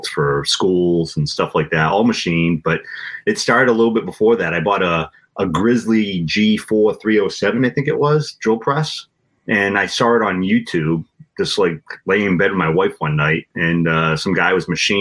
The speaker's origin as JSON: {"language": "English", "town": "Acushnet", "region": "Massachusetts", "country": "United States", "tie": "born or raised there", "also_born_or_lived": "Attleboro, Massachusetts", "said": "I grew up in Acushnet, moved away for a couple of years with my wife, and then we moved back to Acushnet 4 or 5 years ago"}